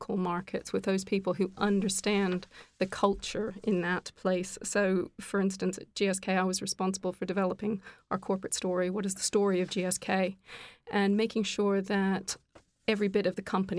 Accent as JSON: {"language": "English", "country": "Canada", "moved": "yes", "lives_now": "United Kingdom", "said": "I'm actually Canadian, but living here in the UK"}